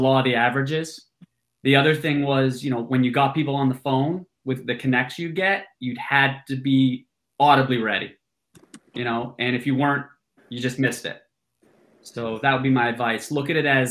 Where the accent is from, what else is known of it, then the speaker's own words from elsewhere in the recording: Massachusetts, United States; moved away as an adult; also born or lived in New York City; my background, I grew up in Massachusetts